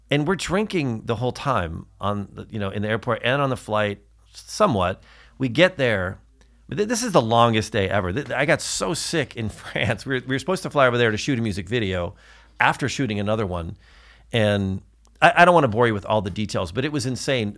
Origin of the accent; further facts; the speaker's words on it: Newport Beach, California, United States; we're from Newport Beach